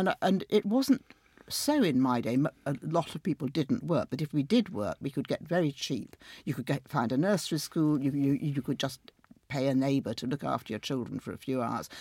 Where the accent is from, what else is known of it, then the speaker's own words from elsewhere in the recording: Sheffield, Yorkshire and the Humber, United Kingdom; moved away; during the miners' strike in Sheffield, my hometown, I went back a lot